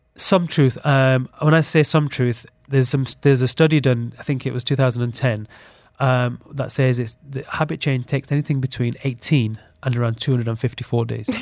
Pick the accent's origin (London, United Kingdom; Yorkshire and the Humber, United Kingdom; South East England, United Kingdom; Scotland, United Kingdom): Yorkshire and the Humber, United Kingdom; Sheffield; growing up in Sheffield in the U K